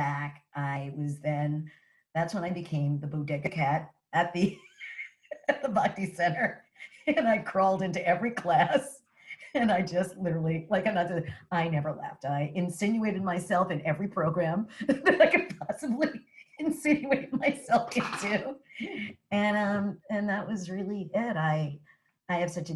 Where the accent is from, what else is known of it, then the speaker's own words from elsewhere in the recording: New York City, New York, United States; moved away as an adult; now in New Jersey, United States; my experience growing up as a New Yorker and coming from parents that are New Yorkers